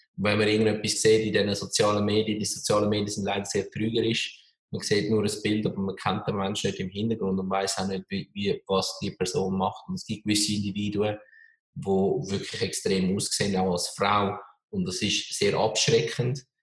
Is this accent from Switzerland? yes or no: yes; Switzerland; als Schweizer in einem kleinen, eher konservativen Land